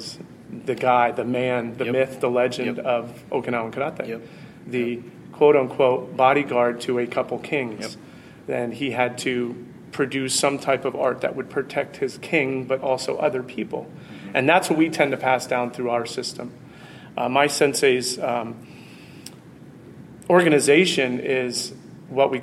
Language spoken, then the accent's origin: English; United States; as an American